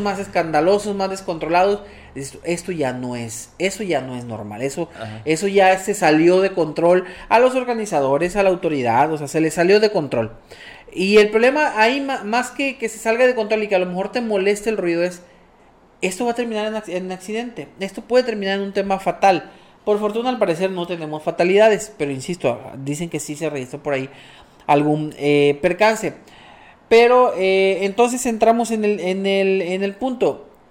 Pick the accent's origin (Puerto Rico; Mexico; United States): Mexico; nosotros como mexicanos